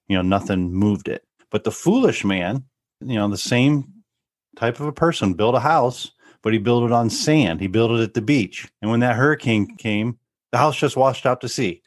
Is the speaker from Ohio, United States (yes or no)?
yes; Northwest Ohio, United States; We grew up here in Northwest Ohio